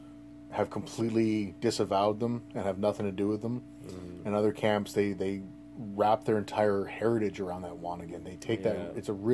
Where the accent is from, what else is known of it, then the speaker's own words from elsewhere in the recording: Saugeen River, Ontario, Canada; I grew up on the Saugeen River